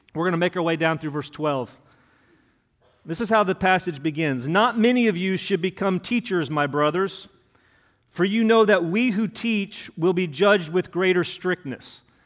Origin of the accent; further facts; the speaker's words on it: Hendricks County, Indiana, United States; moved away as an adult; also born or lived in Bloomington, Indiana; now in Kentucky, United States; I grew up in Hendricks County